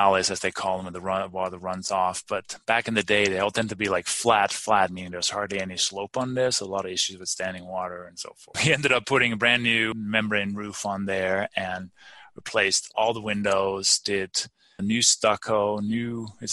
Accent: Denmark; moved away as an adult; also born or lived in London / Maryland / Albuquerque, New Mexico; now in Colorado, United States; I grew up in Denmark, been here since 1996, and actually moved to London in the early 90s

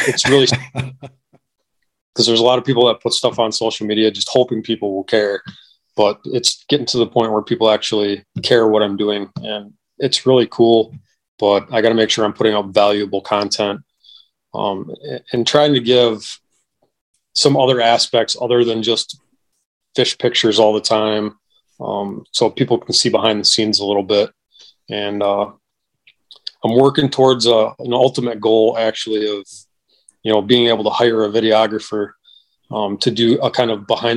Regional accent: Wisconsin, United States; I'm from Wisconsin

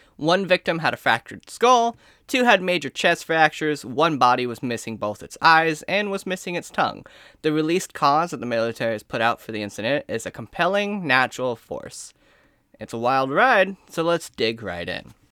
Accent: United States; I am American in every ounce of my blood

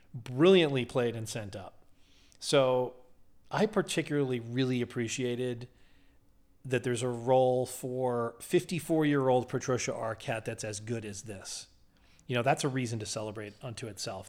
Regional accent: New Haven, Connecticut, United States; growing up in New Haven.

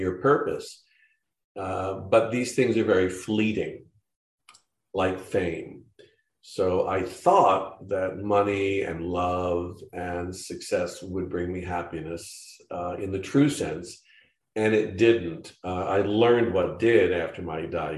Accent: Philadelphia, Pennsylvania, United States; moved away; also born or lived in Florida / Kansas; I was born in Philadelphia

